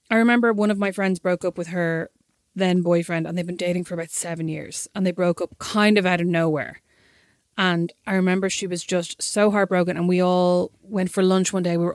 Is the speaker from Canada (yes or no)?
no; Kildare, Leinster, Ireland; He he was from Galway and I'm obviously from Kildare, but pretend I'm from Dublin.